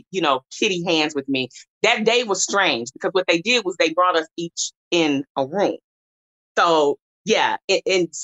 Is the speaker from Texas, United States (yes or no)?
yes; Dallas, Texas, United States; I'm from Dallas. I live in Dallas.